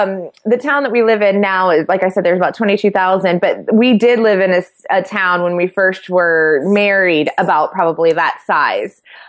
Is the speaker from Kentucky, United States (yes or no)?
no; Sidney, Ohio, United States; Well, I am from a very small town in Ohio. I'm from Sydney, and when I tell people I'm from Sydney, most people are like, oh, Australia, and I'm like, no, Sydney, Ohio.